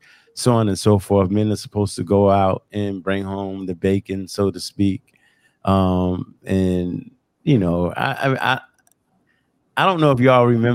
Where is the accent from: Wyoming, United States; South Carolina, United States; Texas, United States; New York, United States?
New York, United States; Long Island; growing up on Long Island